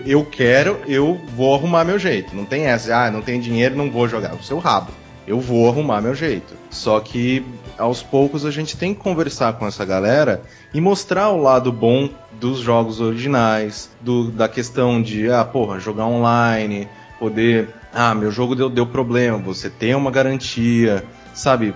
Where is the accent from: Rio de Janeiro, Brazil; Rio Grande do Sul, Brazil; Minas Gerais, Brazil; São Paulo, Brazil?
São Paulo, Brazil; interior of; como eu sou do interior de São Paulo, eu passei toda a minha infância lá